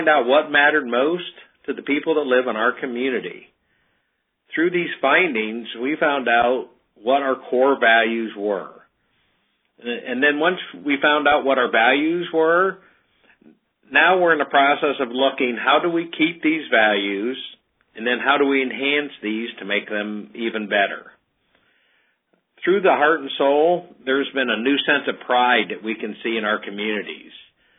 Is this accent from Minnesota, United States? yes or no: no; Ohio, United States; we're from Ohio, a small village about 50 miles south of Toledo. We have a population of about 1,700 there.